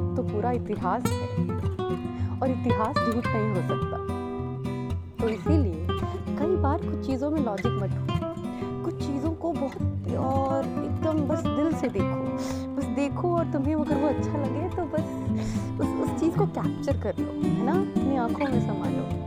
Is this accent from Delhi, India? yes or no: yes; Delhi, India; मैं दिल्ली की रहने वाली हूँ